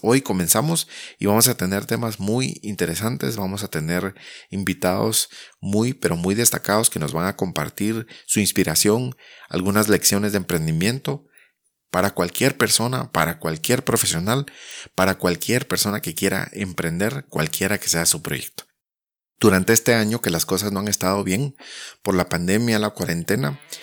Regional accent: Guatemala; soy guatemalteco, profesional de marketing

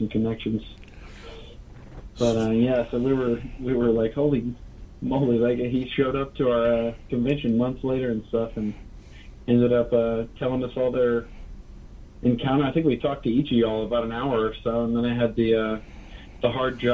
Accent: Beaumont, Texas, United States; also born or lived in Orange, Texas; I grew up in Southeast Texas, from Orange and Beaumont, and right on the edge of Louisiana

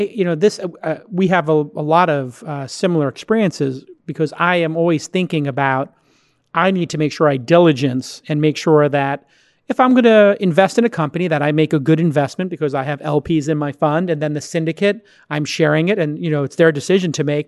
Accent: New York City, New York, United States; moved away; How's New York right now? How's my hometown

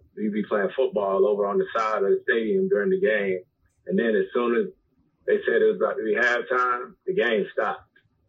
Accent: Winston-Salem, North Carolina, United States; So I'm born and raised in Winston-Salem, North Carolina, where Winston-Salem State University is.

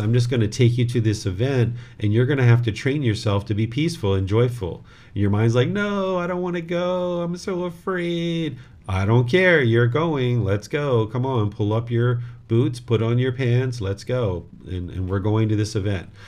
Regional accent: United States; this body was born in America

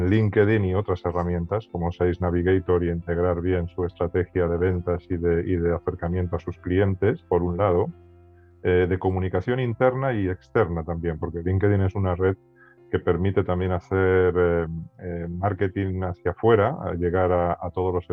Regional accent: Spain; accent: Spanish; moved away as an adult; now in Santiago, Chile; Yo estoy en Santiago de Chile, aunque mi acento me delata y soy español, español, español radicado en Chile desde hace nueve años.

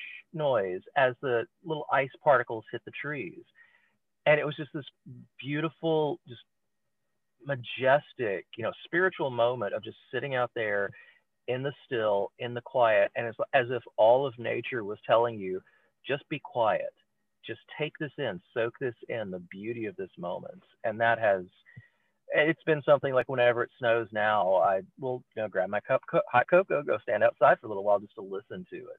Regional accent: Mississippi, United States; now in Pennsylvania, United States; Growing up in the South, I grew up in Mississippi

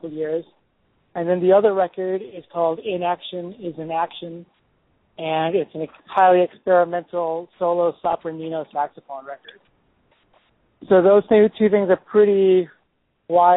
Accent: Chicago, Illinois, United States; moved away as an adult; now in New York, United States; I was born in Chicago, in the suburbs of Chicago, and grew up there

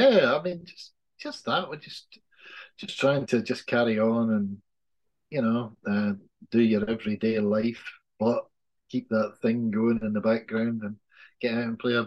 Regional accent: Scotland, United Kingdom; we're both Scottish

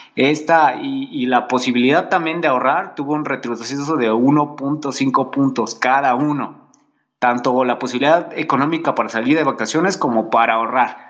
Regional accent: Mexico; nosotros como mexicanos

